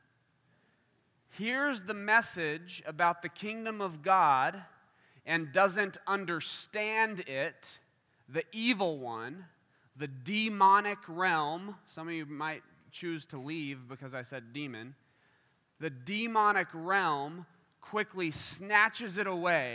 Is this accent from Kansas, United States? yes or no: yes; Kansas, United States; now in Michigan, United States; I'm from Kansas